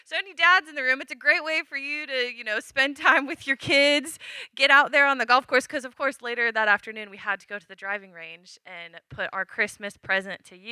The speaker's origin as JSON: {"language": "English", "region": "Washington", "country": "United States", "tie": "born or raised there", "said": "I grew up in Washington"}